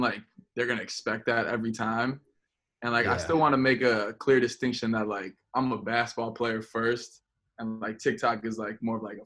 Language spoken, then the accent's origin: English; Chicago, Illinois, United States; I'm from Chicago